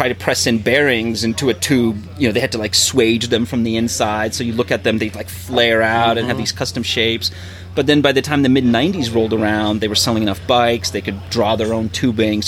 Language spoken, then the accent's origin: English; East Coast, United States; growing up on the East Coast